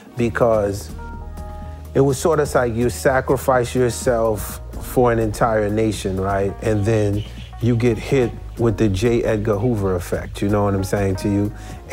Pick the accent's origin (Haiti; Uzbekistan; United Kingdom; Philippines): Haiti; So for me, I came from Haiti after trying to become president of a country.